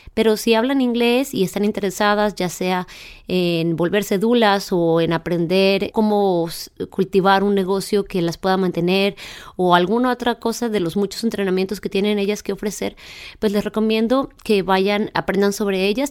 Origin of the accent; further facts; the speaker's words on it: Chihuahua, Mexico; moved away; yo soy originaria de Chihuahua